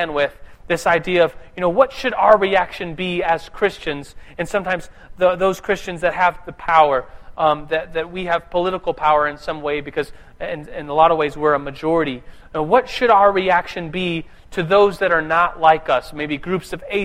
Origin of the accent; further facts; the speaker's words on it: United States; I'm an American